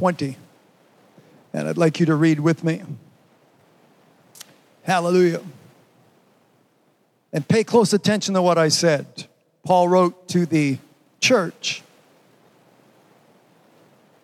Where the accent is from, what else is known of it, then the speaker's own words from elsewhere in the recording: Canada; I'm Canadian